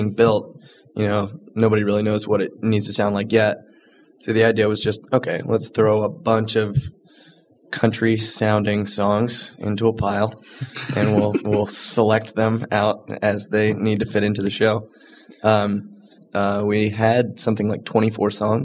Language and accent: English; Charleston, South Carolina, United States; now in Chicago, United States; I was raised in Charleston, South Carolina